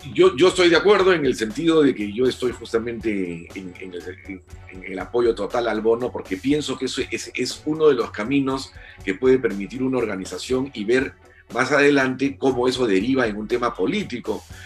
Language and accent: Spanish; Peru; todos somos peruanos